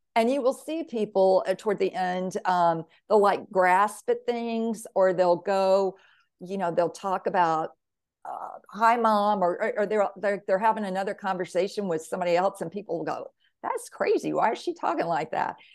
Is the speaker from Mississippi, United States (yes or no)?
yes; Mississippi, United States; growing up in Mississippi, all I knew about soul was soul food and soul music